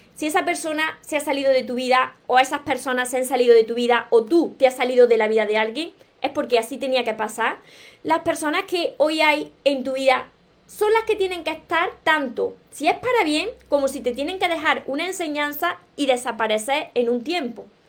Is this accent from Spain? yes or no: yes; Córdoba, Andalusia, Spain; accent: southern Spain, drops the S; also born or lived in Granada; soy cordobesa, soy del sur de España y me como muchas palabras hablando, me como la S